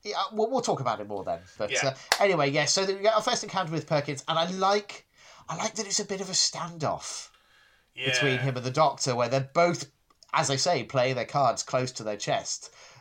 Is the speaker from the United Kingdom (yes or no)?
yes; England, United Kingdom; I mean, I grew up in the Midlands, so, I encountered it a fair bit.